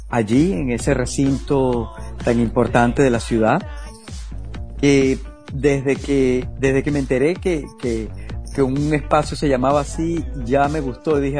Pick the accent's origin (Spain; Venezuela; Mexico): Venezuela; Yo vengo, vengo de Venezuela, de estar haciendo música pop, vengo de todo, vengo del rock and roll